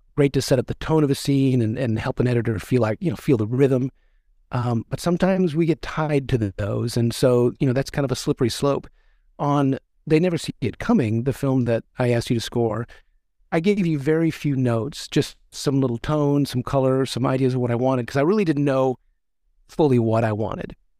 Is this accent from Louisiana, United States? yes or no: yes; West Monroe, Louisiana, United States; I was born in Monroe, actually West Monroe